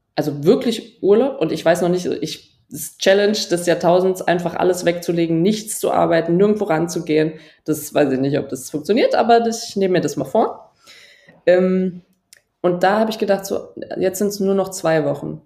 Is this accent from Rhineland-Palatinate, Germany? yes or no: yes; Trier, Rhineland-Palatinate, Germany; in Trier, wo ich aufgewachsen bin